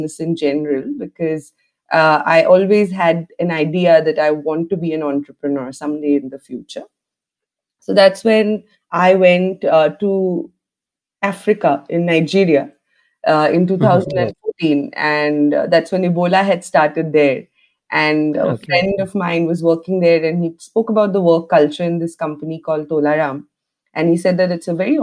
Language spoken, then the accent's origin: English; Assam, India; moved away; also born or lived in Sweden; I was born and brought up in Assam